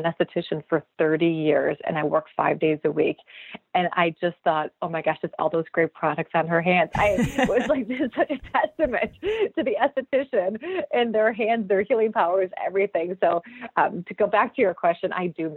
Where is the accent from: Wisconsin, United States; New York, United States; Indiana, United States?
Wisconsin, United States; also born or lived in Minneapolis; I'm from Wisconsin, so that's why I came back to Wisconsin